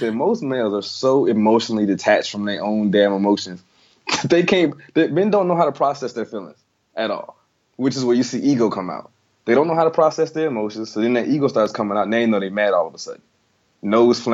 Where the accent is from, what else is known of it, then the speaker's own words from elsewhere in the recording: the South, United States; I'm from the South.